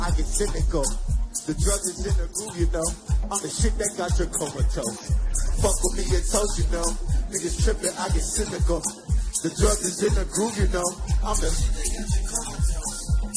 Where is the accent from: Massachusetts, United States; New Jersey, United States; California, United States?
California, United States; Compton; I'm from Compton, California